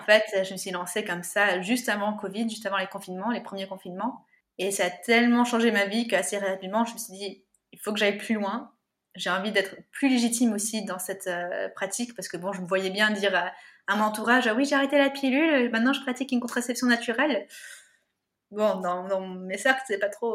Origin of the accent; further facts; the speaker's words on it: Yvelines, Paris region, Île-de-France, France; also born or lived in United States; Alors moi, je suis née aux États-Unis. Je suis arrivée dans la région parisienne, euh, dans les Yvelines, à mes trois ans